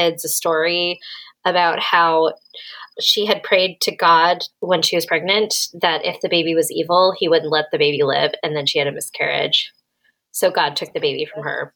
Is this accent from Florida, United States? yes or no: no; Massachusetts, United States; I'm from Massachusetts